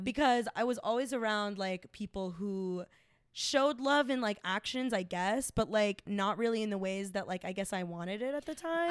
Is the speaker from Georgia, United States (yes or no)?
yes; Smyrna, Georgia, United States; moved away as an adult; also born or lived in East Cobb, Georgia; now in Chicago, United States; I grew up in Smyrna before the gentrification.